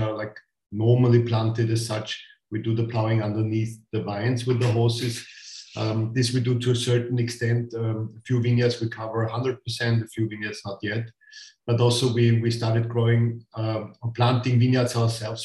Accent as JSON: {"language": "English", "region": "Styria", "country": "Austria", "moved": "as an adult", "lives_now": "Burgenland, Austria", "said": "I come from Styria, from southern part of Austria. My parents used to grow wine as well."}